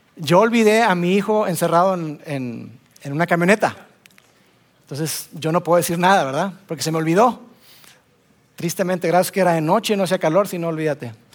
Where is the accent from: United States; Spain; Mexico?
Mexico; Monterrey, Nuevo León; Soy regio